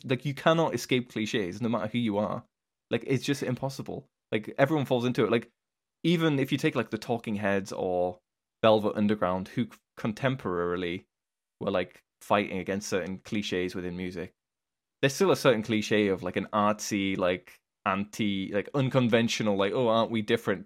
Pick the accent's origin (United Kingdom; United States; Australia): United Kingdom; it sounds weird as a British person being like, "Bruschetta."